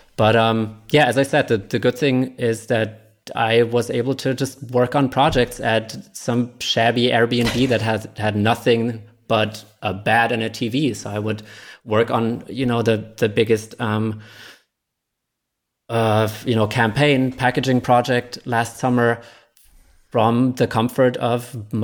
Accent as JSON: {"language": "English", "town": "Nuremberg", "region": "Bavaria", "country": "Germany", "tie": "born or raised there", "also_born_or_lived": "Michigan", "moved": "yes", "lives_now": "Berlin, Germany", "said": "we moved back to my hometown, to Nuremberg"}